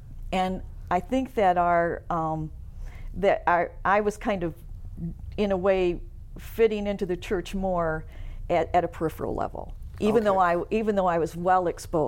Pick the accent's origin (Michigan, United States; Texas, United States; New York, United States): Michigan, United States; Vicksburg; I grew up in a small town called Vicksburg, which is south of Kalamazoo.